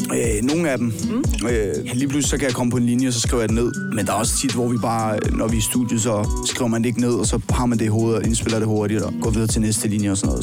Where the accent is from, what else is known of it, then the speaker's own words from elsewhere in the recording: Roskilde, Zealand, Denmark; jeg er fra Roskilde her på Sjælland